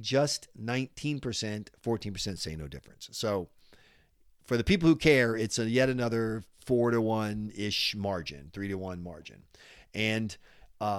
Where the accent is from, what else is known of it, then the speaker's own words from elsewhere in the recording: South Carolina, United States; now in New Hampshire, United States; my home state of South Carolina